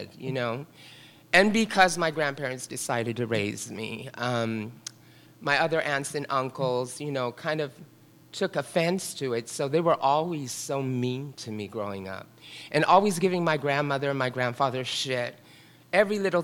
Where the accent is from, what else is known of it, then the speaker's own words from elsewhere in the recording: San Francisco, California, United States; also born or lived in Carmel; I grew up in the Richmond district here in San Francisco